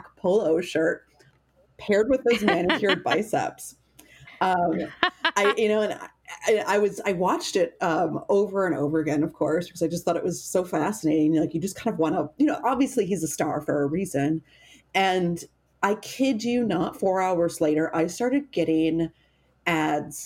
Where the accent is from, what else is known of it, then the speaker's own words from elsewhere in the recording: Wisconsin, United States; I'm from Wisconsin